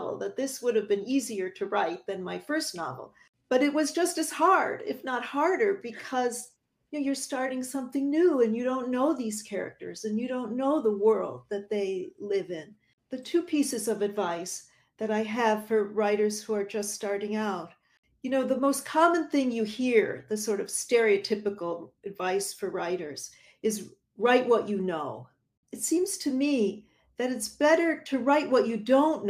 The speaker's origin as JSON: {"language": "English", "town": "Buffalo", "region": "New York", "country": "United States", "tie": "born or raised there", "moved": "yes", "lives_now": "New York City, United States", "said": "my hometown of Buffalo, New York"}